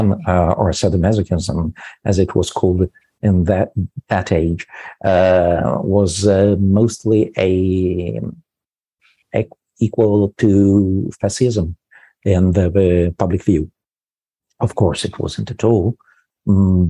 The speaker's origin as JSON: {"language": "English", "town": "Milan", "region": "Lombardy", "country": "Italy", "said": "I'm from Milan as well"}